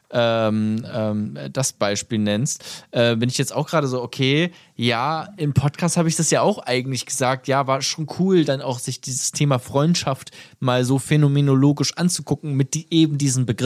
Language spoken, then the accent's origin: German; Germany; Wir sind beide Deutsche, ne? Schon mal gut.